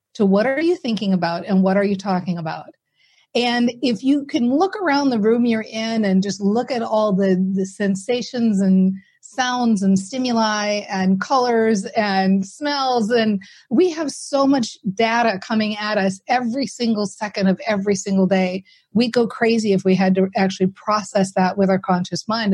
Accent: Minnesota, United States; i'm very practical from Minnesota, right? So we're very practical people here

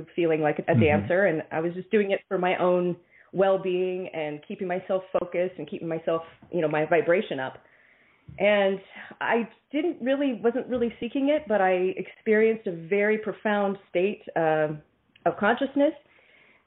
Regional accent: Kansas City, Missouri, United States; I was born in Kansas City, Missouri.

